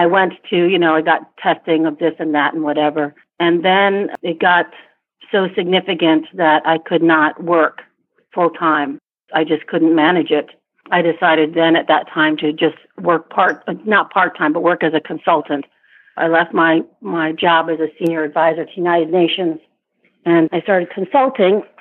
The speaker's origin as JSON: {"language": "English", "country": "Vietnam", "tie": "born there", "also_born_or_lived": "Asia / Africa", "said": "I I was born in Vietnam. I grew up in Asia and Africa and worked in Europe and throughout Asia and Africa."}